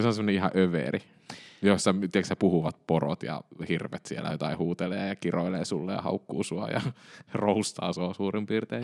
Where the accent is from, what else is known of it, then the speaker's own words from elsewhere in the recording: Kemi, Lapland, Finland; now in Helsinki, Finland; mehän olen Kemistä kotoisin